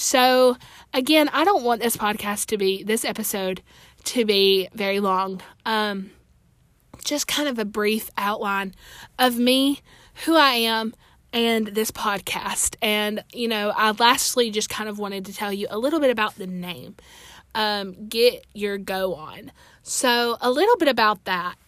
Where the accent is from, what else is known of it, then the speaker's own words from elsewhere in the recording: Alabama, United States; I'm from Alabama. I attend church here where I'm from